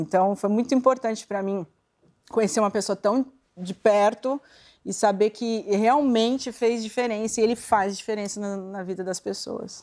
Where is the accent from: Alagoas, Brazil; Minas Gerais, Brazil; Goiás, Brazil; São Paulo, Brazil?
São Paulo, Brazil; Santo André; eu nasci em Santo André